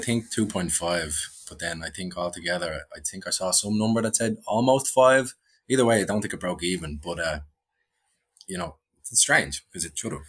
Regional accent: Dublin, Leinster, Ireland; moved away as an adult; now in Vancouver, Canada; we grew up in Cabra

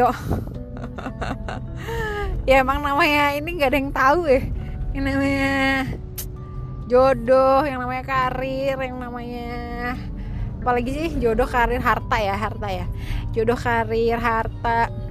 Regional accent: Tangerang, Banten, Indonesia; karena si Aji ini juga dari Bogor terus aku juga dari Tangerang kan

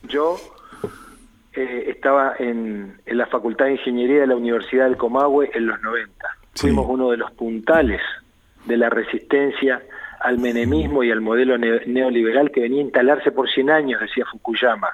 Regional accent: Argentina; confío en mi pueblo

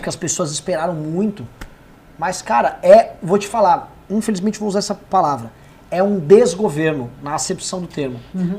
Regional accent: São Paulo, Brazil; como paulistano

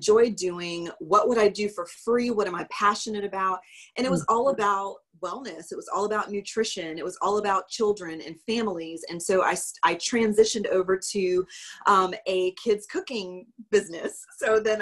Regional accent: Lugoff, South Carolina, United States; also born or lived in Rock Hill, South Carolina / Clemson, South Carolina; now in Summerville, United States; I am originally from Lugoff, South Carolina, which is a super small town near Columbia. And I grew up with my grandparents

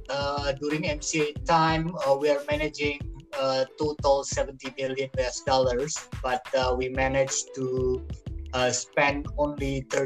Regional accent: Bandar Lampung, Lampung, Indonesia; moved away; also born or lived in Malang, Indonesia / Kiel, Germany / Leiden, Netherlands; I was born in Tanjung Karang, Bandar Lampung. I did my study, uh, my bachelor at the uh, Brawijaya University

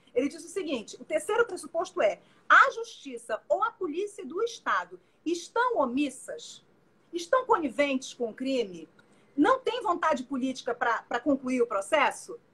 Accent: Pará, Brazil; moved away as an adult; now in Rio de Janeiro, Brazil; eu sou paraense, moro no Rio, mas sou paraense e, e, e morava nessa, nessa, época lá

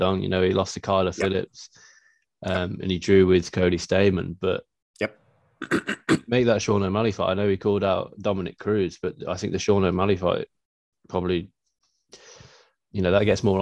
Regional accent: United Kingdom; being British

